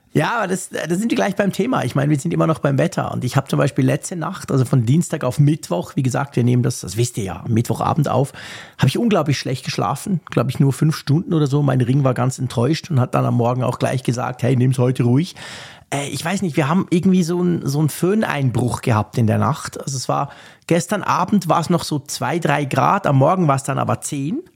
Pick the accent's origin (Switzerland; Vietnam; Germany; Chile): Switzerland; bei uns war es so in der Schweiz